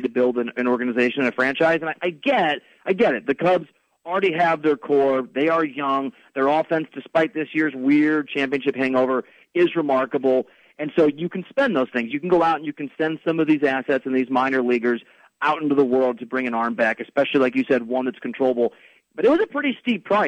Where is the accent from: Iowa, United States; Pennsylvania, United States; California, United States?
Iowa, United States; Dubuque; moved away as an adult; also born or lived in Des Moines, Iowa / Kansas City / Los Angeles; now in New York, United States; growing up in Dubuque